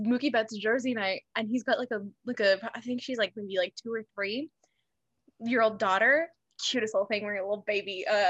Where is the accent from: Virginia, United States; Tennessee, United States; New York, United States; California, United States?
California, United States; Los Angeles; I am from Southern California, Jill. I'm from the greater Los Angeles area.